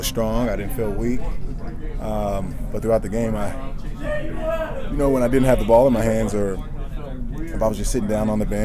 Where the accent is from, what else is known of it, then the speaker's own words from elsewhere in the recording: Washington, District of Columbia, United States; moved away; I grew up in Northwest D.C.